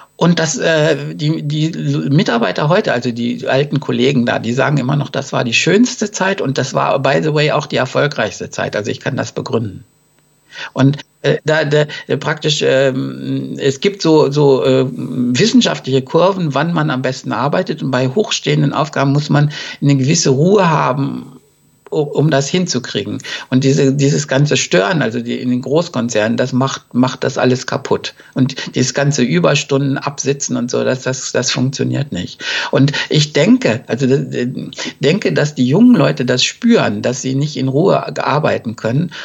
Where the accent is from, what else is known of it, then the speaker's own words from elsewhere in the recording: Germany; wir haben im Grunde als Deutsche